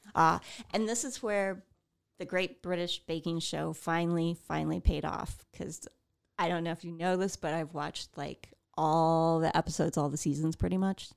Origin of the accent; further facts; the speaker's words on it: Midwest, United States; we're from the Midwest